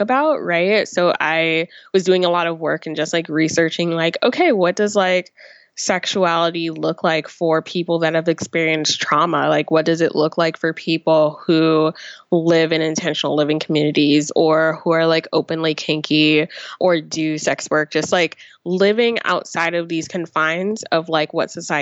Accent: New Jersey, United States; I grew up in New Jersey

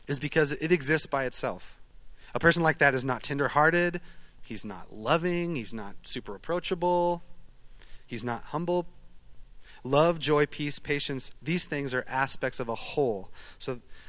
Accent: Eugene, Oregon, United States; I'm from Eugene, Oregon. I'm a duck.

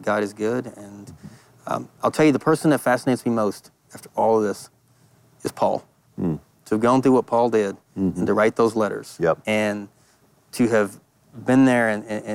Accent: Tenaha, Texas, United States; I'm from Tenaha, Texas, a town of 1,000 people

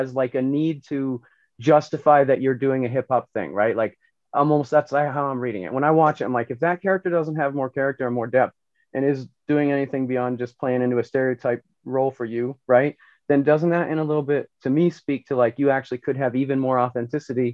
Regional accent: Northeast Kingdom, Vermont, United States; I grew up in the Northeast Kingdom

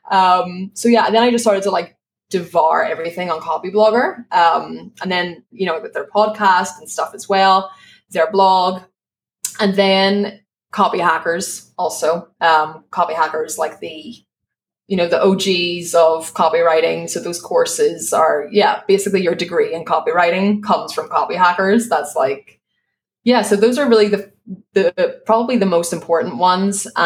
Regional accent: Ireland; moved away as an adult; now in Spain; so I live in Spain. I'm from Ireland, just in case people spend the rest of the show being like, what's that accent?

